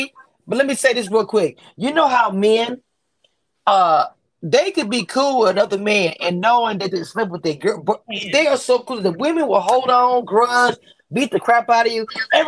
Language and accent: English; Louisiana, United States; I'm from Louisiana.